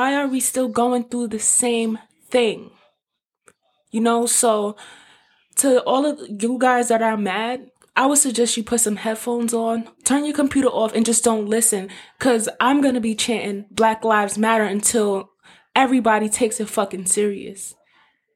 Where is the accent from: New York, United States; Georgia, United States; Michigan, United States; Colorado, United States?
New York, United States; I'm from New York